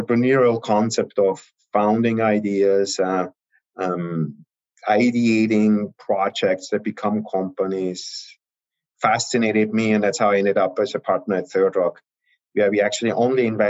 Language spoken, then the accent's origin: English; Austria; moved away as an adult; also born or lived in Heidelberg, Germany / Vienna, Austria; I'm originally from Austria